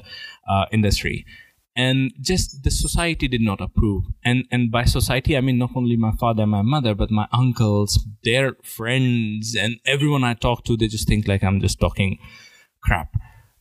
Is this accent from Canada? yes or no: no; India; my parents thought being good Indian, you're supposed to rank very high in exams